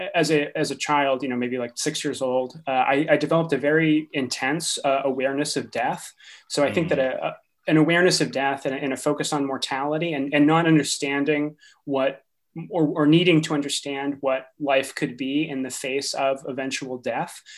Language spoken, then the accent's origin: English; Eastern Massachusetts, United States; now in Sacramento, United States; I grew up in Massachusetts, actually, in Eastern Massachusetts